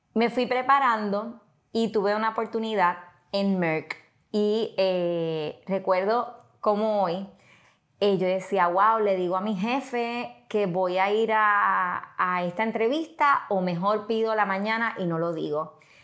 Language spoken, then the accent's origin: Spanish; western Puerto Rico, Puerto Rico; also born or lived in Mayagüez, Puerto Rico; yo soy puertorriqueña, nací en Mayagüez, me crié en el área oeste, así que soy de allá del área entre Moca, Aguadilla